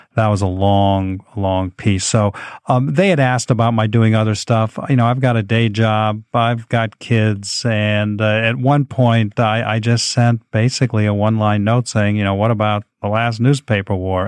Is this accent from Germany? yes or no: no; New York City, New York, United States; I grew up in the Upper West side of Manhattan.